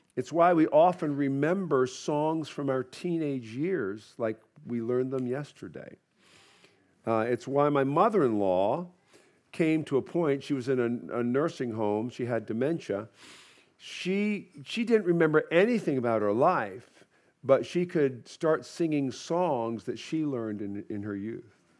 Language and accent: English; United States; I'm an American